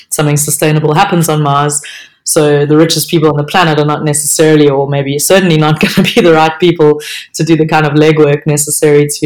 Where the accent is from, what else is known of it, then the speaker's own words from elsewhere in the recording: South Africa; if being a South African counts